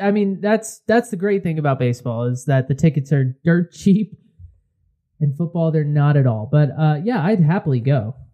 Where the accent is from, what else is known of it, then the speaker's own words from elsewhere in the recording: Connecticut, United States; we're from Connecticut